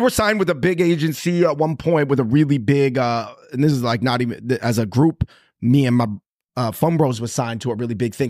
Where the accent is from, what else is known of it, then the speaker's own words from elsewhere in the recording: Seattle, Washington, United States; moved away as an adult; also born or lived in Los Angeles; now in New York, United States; growing up in Seattle